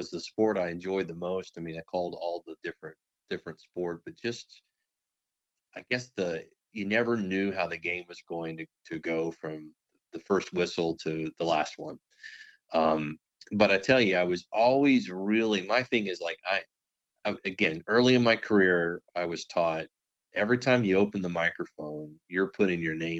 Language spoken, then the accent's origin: English; Waco, Texas, United States; also born or lived in Odessa, Texas; I grew up in the Waco, Texas area